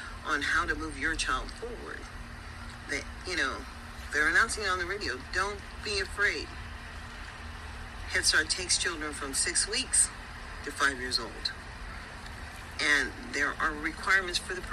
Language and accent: English; United States; As an American citizen